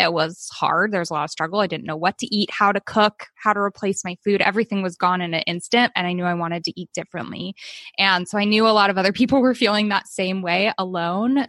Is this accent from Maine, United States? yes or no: no; Oakland, California, United States; also born or lived in Albany, New York; now in Sacramento, United States; I was born in New York and I was adopted, so I was swiftly brought home to California, where I grew up in Oakland, California.